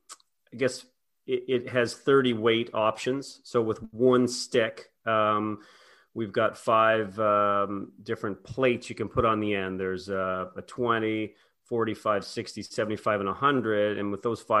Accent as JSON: {"language": "English", "region": "Prince Edward Island", "country": "Canada", "tie": "born or raised there", "said": "I grew up in Prince Edward Island, Canada"}